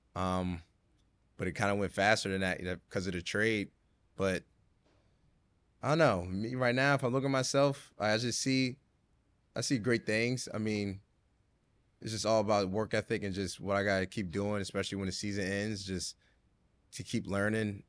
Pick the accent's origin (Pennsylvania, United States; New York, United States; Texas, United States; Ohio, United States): Pennsylvania, United States; right outside Philadelphia; moved away as an adult; now in Brooklyn, United States; I grew up right outside Philly